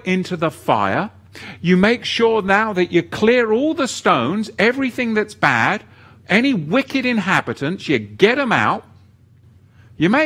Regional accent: England, United Kingdom; I was growing up in England with the BBC

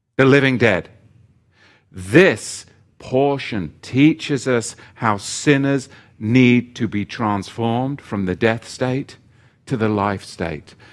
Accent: England, United Kingdom; as a young boy growing up in England

